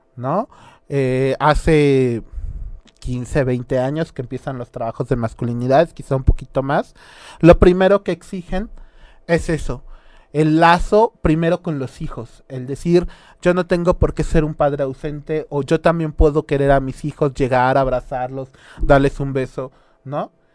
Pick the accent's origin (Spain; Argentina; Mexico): Mexico